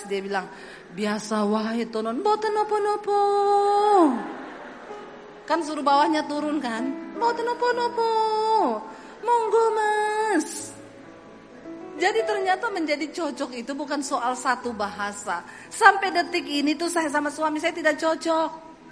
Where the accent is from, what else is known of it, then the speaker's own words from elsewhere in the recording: Sulawesi, Indonesia; Saya bilang aku ini dibesarkan di Sulawesi itu sudah puluhan tahun.